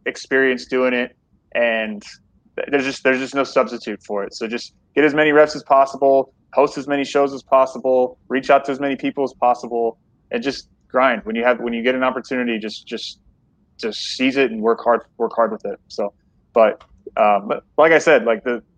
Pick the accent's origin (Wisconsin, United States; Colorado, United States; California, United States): Colorado, United States; moved away as an adult; also born or lived in Oregon / Oklahoma / College Station, Texas; now in El Paso, United States; I've kind of been all over the place, growing up in Colorado, going to school in Oregon